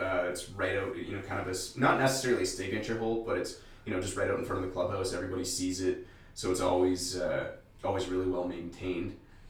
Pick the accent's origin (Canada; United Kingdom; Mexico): Canada; Sudbury, Ontario; oh, I'm from Lively, I'm from Sudbury.